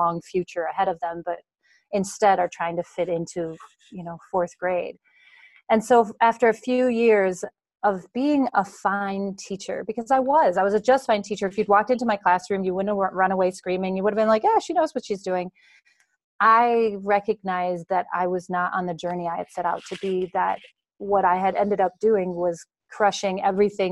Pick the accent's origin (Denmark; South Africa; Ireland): Denmark; moved away as an adult; now in Wisconsin, United States; I was born and raised in Denmark